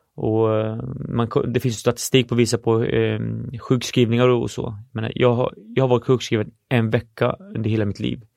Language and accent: Swedish; Norrköping, Östergötland, Sweden; born or raised there; also born or lived in Syria